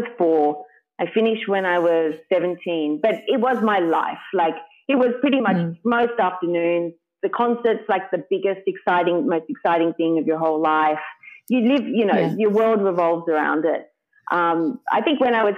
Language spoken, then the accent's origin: English; Sydney, New South Wales, Australia; I'm from Sydney